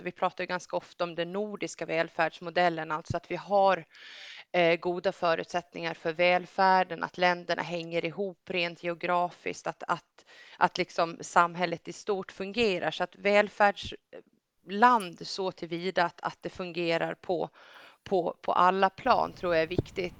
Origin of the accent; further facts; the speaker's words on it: Gotland, Sweden; jag kommer från Gotland